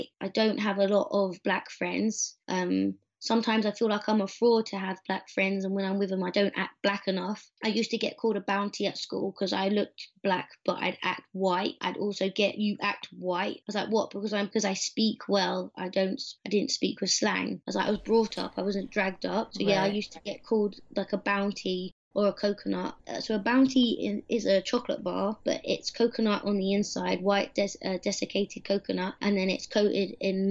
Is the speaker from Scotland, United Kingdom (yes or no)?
no; London, United Kingdom; moved away; also born or lived in Richmond / British Columbia; I grew up in Streatham, which is southwest London